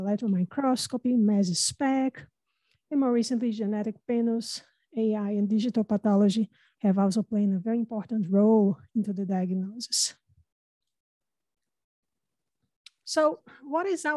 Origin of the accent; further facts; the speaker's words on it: Brazil; English is a second language; now in United States; I have an accent. And as Dr. Rastogi mentioned, I'm not originally from America, I'm Brazilian.